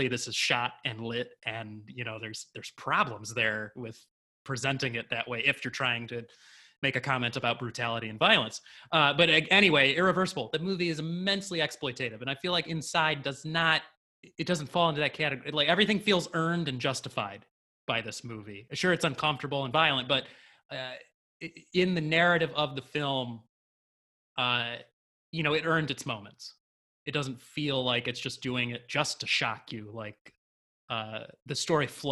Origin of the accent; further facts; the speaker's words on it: United States; we're too American